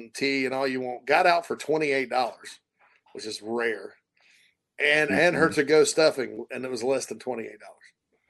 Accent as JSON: {"language": "English", "town": "Spartanburg", "region": "South Carolina", "country": "United States", "tie": "born or raised there", "moved": "as an adult", "lives_now": "Chicago, United States", "said": "I grew up in Spartanburg where they built a new I-85 before I was born."}